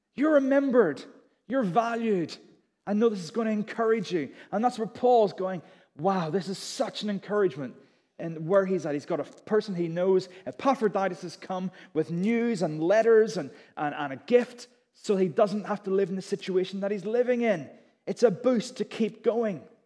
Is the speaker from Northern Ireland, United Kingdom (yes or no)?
yes; Belfast, Northern Ireland, United Kingdom; moved away as an adult; also born or lived in Durham; I was from Belfast, I went to Durham